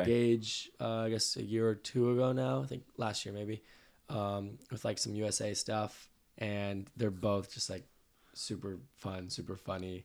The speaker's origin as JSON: {"language": "English", "town": "Santa Clarita", "region": "California", "country": "United States", "tie": "born or raised there", "said": "I'm from Santa Clarita"}